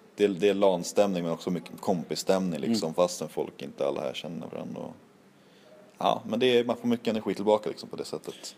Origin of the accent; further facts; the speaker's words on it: Norrland, Sweden; jag var från Norrland